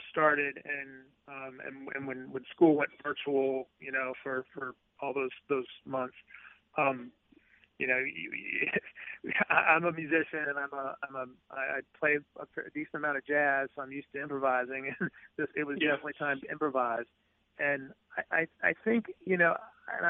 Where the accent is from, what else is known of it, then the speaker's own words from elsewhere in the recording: Jackson, Mississippi, United States; moved away as an adult; also born or lived in St. Louis, Missouri / Tupelo, Mississippi / Boston / New York; moved to Jackson when I was 10. So I came here in the fifth grade. I was here through high school